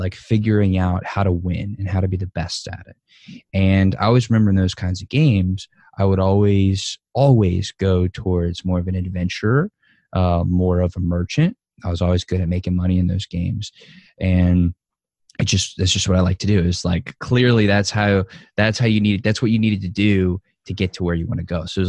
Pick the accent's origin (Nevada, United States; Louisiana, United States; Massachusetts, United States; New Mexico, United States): Louisiana, United States; New Orleans; born and raised in New Orleans, Louisiana, to a Jewish family, Jewish home